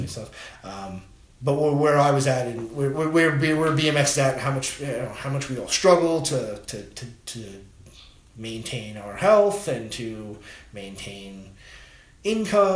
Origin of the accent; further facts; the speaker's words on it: Patchogue, New York, United States; I grew up in Patchogue